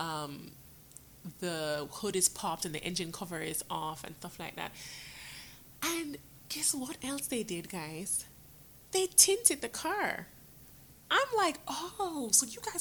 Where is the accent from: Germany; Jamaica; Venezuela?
Jamaica; also born or lived in New York, United States; now in United States; I was born in New York, but when I was born, I was sent to Jamaica to live with my dad and my grandmother. My dad eventually came up, and I came up with him, but then I went back down again to live down there with my grandmother, and that's when I went to school